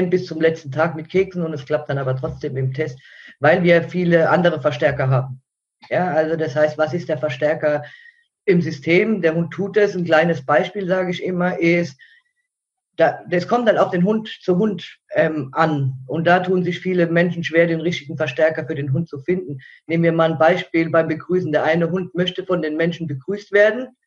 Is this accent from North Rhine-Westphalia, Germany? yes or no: no; Mannheim, Baden-Württemberg, Germany; Ja, ähm, ja also ich komme aus Mannheim und hauptberuflich bin ich Hundetrainerin